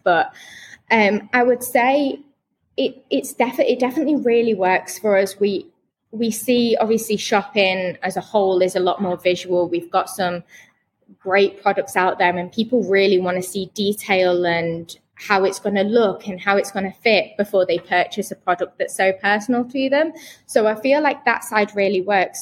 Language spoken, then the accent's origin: English; Manchester, North West England, United Kingdom; now in Birmingham, United Kingdom; I'm actually from Manchester originally, between Manchester and Liverpool